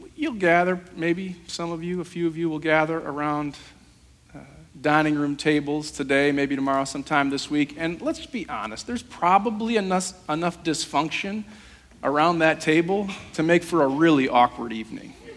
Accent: Holland, Michigan, United States; I grew up on 24th Street, uh, the lumberyard

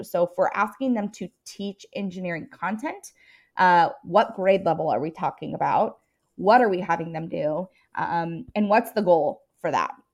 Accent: Seattle, Tacoma area, Washington, United States; moved away as an adult; also born or lived in Colorado; I am, uh, from all over. Uh, I grew up most of my life in Washington State, um, in the Seattle, Tacoma area

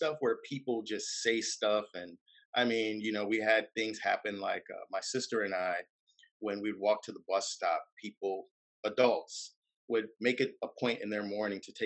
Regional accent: Detroit, Michigan, United States; I'm originally from Detroit.

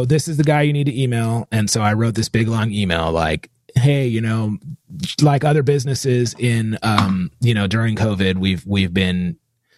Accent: California, United States; I was born in California.

